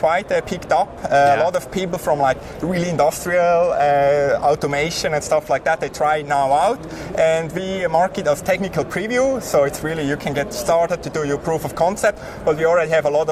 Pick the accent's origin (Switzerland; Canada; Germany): Switzerland; accent: Swiss; English is a second language; My funny accent is from Switzerland.